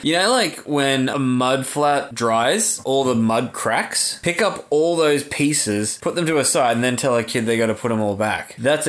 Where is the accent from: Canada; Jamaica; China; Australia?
Australia; I feel like as an Australian, it's our duty.